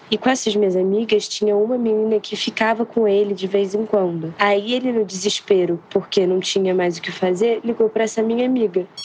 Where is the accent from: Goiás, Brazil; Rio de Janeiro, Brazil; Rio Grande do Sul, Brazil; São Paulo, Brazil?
Rio de Janeiro, Brazil; eu sou do Rio